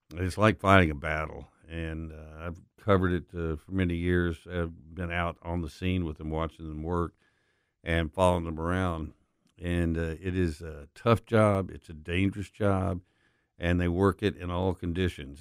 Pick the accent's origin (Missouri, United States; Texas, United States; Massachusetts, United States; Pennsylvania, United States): Texas, United States; Permian Basin, West; moved away as an adult; also born or lived in Dallas, Texas; now in Memphis, United States; I grew up in the Permian Basin in West Texas